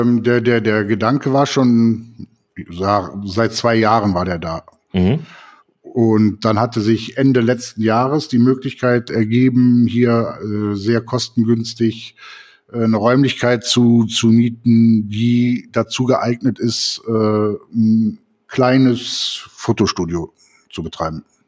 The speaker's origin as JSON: {"language": "German", "town": "Cologne", "region": "North Rhine-Westphalia", "country": "Germany", "tie": "born or raised there", "moved": "as an adult", "lives_now": "Eifel, Germany", "said": "ich bin 1966 geboren in Köln"}